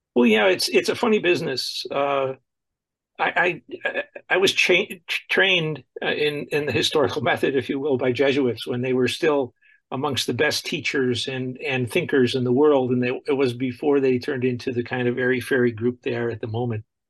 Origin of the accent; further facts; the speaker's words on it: Buffalo, New York, United States; I grew up in Buffalo, New York, and I went to school there